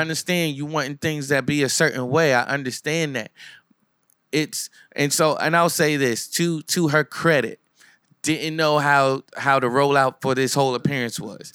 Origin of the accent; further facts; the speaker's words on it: Asbury Park, New Jersey, United States; also born or lived in Neptune, New Jersey; I'm from Asbury, I'm from Neptune